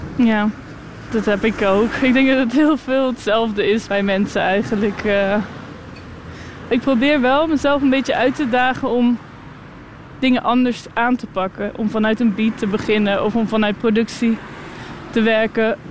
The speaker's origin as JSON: {"language": "Dutch", "town": "Moordrecht", "region": "South Holland", "country": "Netherlands", "tie": "born or raised there", "also_born_or_lived": "The Hague / Utrecht", "moved": "yes", "lives_now": "Ghent, Belgium", "said": "Ik ben opgegroeid in een klein dorpje in Moordrecht"}